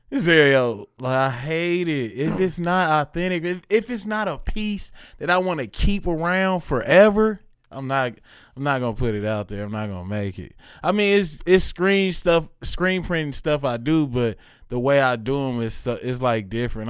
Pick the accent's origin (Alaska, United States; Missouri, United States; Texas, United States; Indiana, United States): Missouri, United States; Kansas City; also born or lived in Chicago; All this came while I was in this city